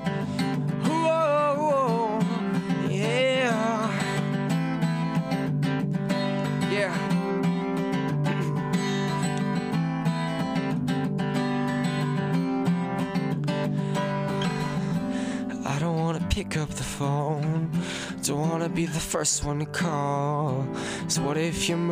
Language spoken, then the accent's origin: English; Ottawa, Ontario, Canada; in Ottawa, we don't have a lot of tall buildings